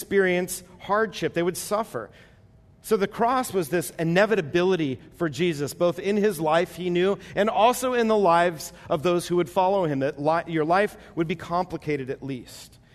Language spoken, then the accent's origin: English; United States; as American Christians